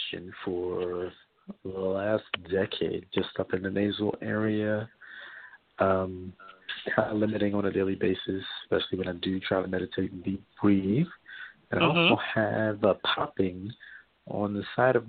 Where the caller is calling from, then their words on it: New York, United States; I'm calling from New York.